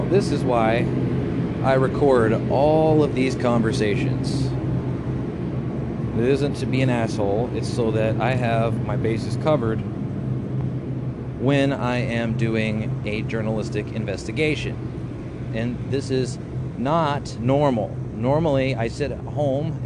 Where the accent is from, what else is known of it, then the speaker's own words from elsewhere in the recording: Colorado, United States; also born or lived in Grand Junction, Colorado; I'm from Colorado